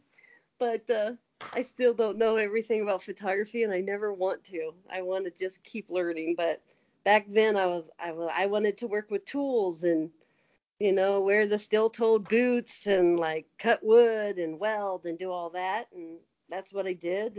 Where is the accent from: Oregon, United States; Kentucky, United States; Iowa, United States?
Iowa, United States; LeGrand; I was raised in Iowa, small town.